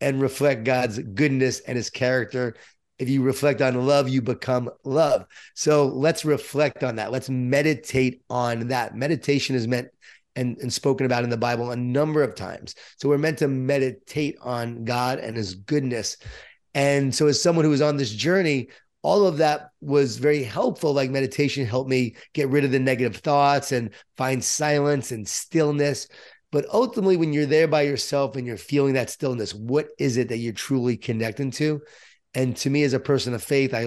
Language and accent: English; Long Island, New York, United States; born or raised there